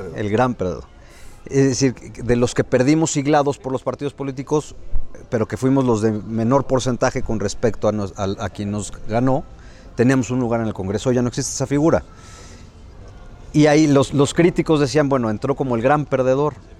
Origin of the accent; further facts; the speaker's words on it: Puebla, Mexico; soy poblano de nacimiento